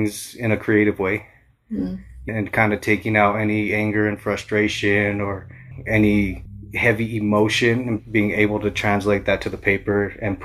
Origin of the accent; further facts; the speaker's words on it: Alamosa, Colorado, United States; I was born in Alamosa. Everybody calls it Moza.